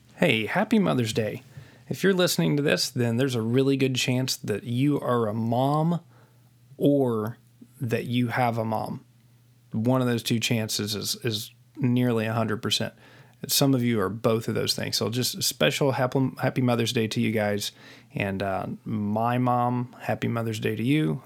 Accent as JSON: {"language": "English", "region": "West Virginia", "country": "United States", "tie": "born or raised there", "said": "I was raised in West Virginia in, uh, a small town in West Virginia"}